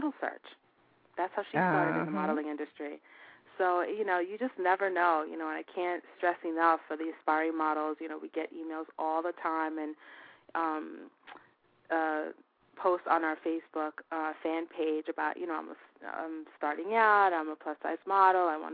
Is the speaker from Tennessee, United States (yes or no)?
no; New York City, New York, United States; It's going to be in my hometown